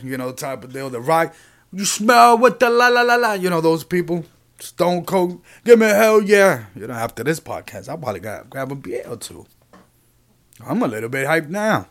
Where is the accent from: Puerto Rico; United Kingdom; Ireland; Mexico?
Puerto Rico; I'm from Puerto Rico